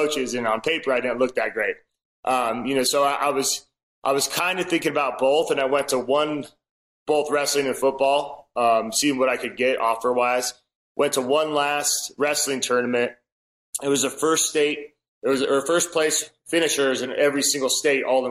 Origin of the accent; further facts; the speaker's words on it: Reno, Nevada, United States; moved away as an adult; now in Tempe, United States; I'm from Reno, Nevada